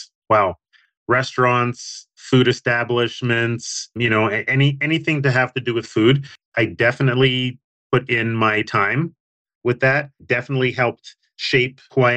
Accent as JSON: {"language": "English", "town": "Winnipeg", "region": "Manitoba", "country": "Canada", "tie": "born or raised there", "said": "growing up in Winnipeg as a young man"}